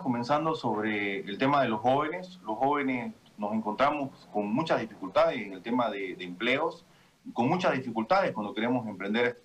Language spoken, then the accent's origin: Spanish; Saavedra, Santa Cruz, Bolivia; also born or lived in Montero; vengo de provincias, yo soy de Saavedra, he estudiado en Montero